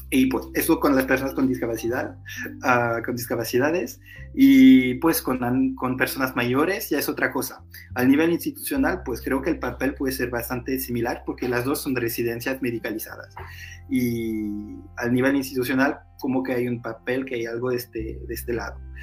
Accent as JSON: {"language": "Spanish", "country": "Portugal", "second_language": "Spanish", "moved": "yes", "lives_now": "France", "said": "Yo soy portugués también"}